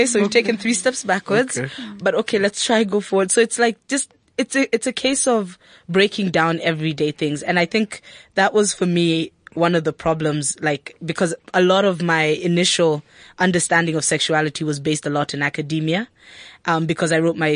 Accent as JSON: {"language": "English", "country": "Kenya", "moved": "yes", "lives_now": "South Africa", "said": "I live in South Africa as a Kenyan"}